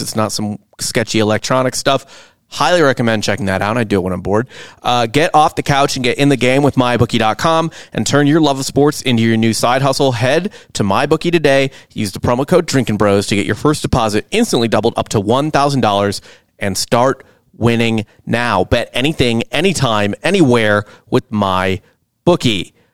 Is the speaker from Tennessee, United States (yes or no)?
no; St. Louis, Missouri, United States; I am from Saint Louis.